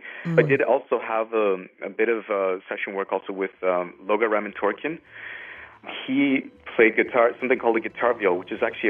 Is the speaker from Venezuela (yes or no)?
yes; Andes Mountains of Venezuela, Venezuelan Andes, Venezuela; moved away; also born or lived in Trinidad and Tobago; I grew up in the Andes Mountains of Venezuela